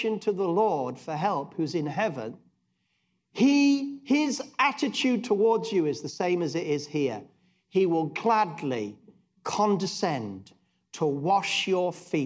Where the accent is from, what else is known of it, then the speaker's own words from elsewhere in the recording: England, United Kingdom; being very English at heart